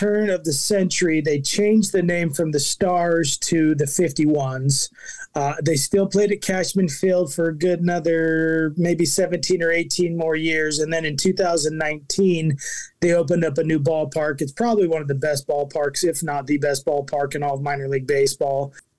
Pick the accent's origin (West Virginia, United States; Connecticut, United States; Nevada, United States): Nevada, United States; Las Vegas; Well, I grew up in Las Vegas, but I'm considered a TBS kid, is the term.